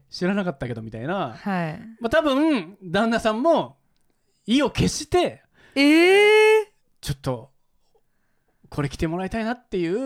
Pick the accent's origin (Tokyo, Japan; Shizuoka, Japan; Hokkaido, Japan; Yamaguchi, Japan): Yamaguchi, Japan; 旬君もね山口出身なんで僕と同じなんですよ